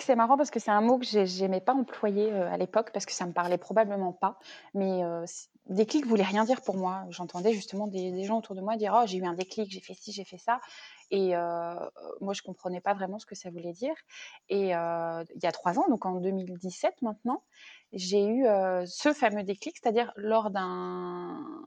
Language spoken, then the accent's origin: French; Rennes, Brittany, France; moved away as an adult; also born or lived in Nantes / Paris; je suis originaire de la, région rennaise, on va dire, donc bretonne. Donc j'ai grandi à Rennes